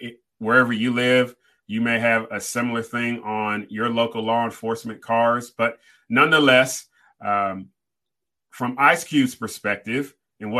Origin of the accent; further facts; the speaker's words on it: Riverside, California, United States; I grew up in Southern California, Riverside, California, about 40 minutes from Los Angeles